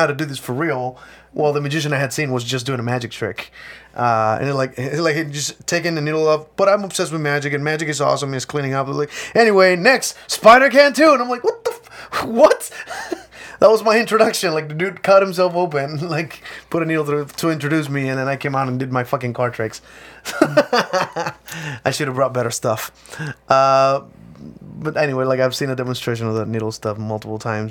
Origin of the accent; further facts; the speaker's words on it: Mexico; I'm from Mexico